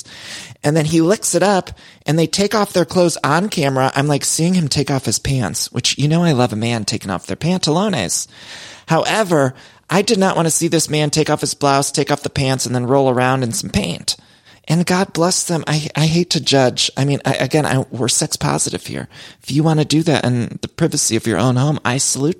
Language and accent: English; Ohio, United States; moved away; when I was growing up in Ohio